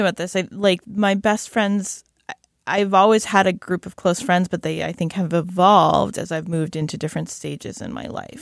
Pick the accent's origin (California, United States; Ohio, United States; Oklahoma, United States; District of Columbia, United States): Ohio, United States; Shaker Heights; recognizing my hometown